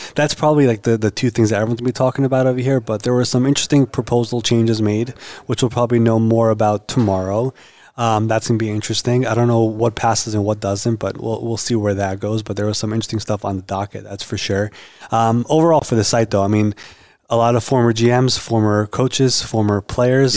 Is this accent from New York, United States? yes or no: yes; New York, United States; I'm from New York